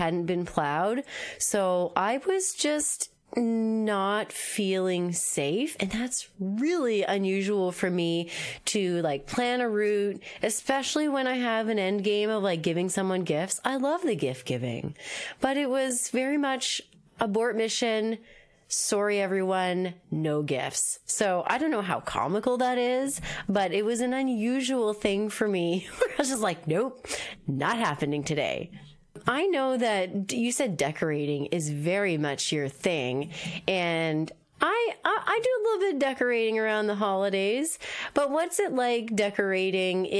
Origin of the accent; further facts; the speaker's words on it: Moncton, New Brunswick, Canada; now in Halifax, Canada; I'm from New Brunswick. I'm from Moncton.